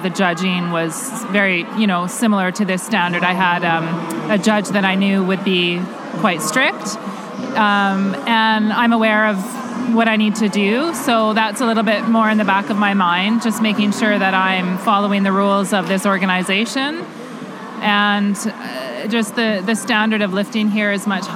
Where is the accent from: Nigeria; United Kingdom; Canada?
Canada; as a Canadian kettlebell lifter